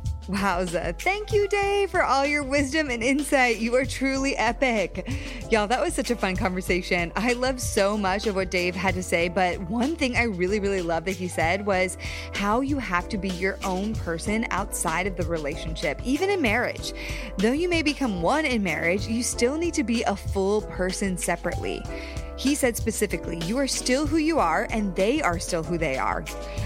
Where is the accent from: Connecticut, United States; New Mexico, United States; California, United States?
Connecticut, United States; also born or lived in Texas / New York; now in Los Angeles, United States; No, I grew up, oh my gosh, I grew up in Connecticut, lived in Texas for the last 10 years. Well, my family's been in Texas for 10 years. Then I was in New York, now I'm in LA.